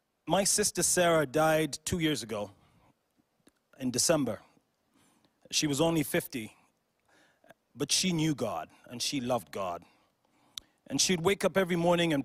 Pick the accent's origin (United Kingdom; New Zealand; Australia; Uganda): Uganda; I'm from Uganda in East Africa